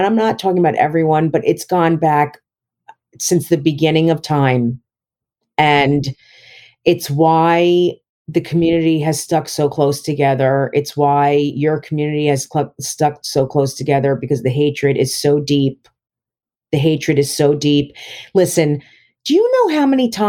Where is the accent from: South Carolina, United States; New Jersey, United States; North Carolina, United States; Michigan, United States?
New Jersey, United States; South Orange; moved away; I grew up in South Orange